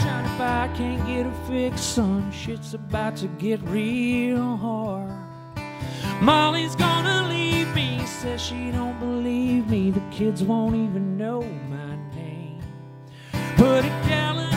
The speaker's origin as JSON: {"language": "English", "region": "Alabama", "country": "United States", "tie": "born or raised there", "said": "where I grew up in Alabama"}